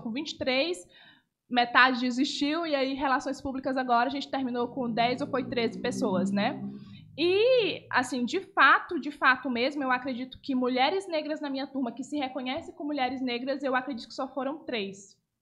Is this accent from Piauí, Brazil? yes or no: yes; Parnaíba, Piauí, Brazil; also born or lived in Manaus; eu nasci em Manaus, mas eu me considero parnaibana